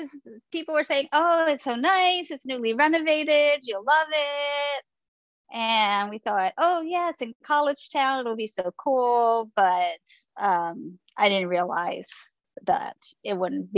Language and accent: English; New York City, New York, United States; moved away as an adult; now in San Diego, United States; I'm originally from New York City. I grew up on the Upper West Side of Manhattan